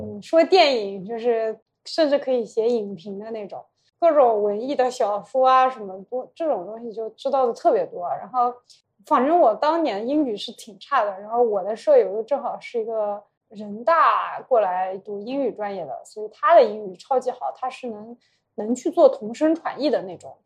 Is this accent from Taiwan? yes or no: no; rural Yunnan, China; moved away as an adult; also born or lived in Shanghai; 我就是一个村校里出来的人